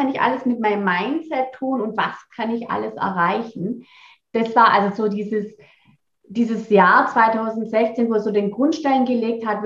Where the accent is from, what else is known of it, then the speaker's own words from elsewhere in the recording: Rottweil, Baden-Württemberg, Germany; born there; Rottweil ist mein Geburtsort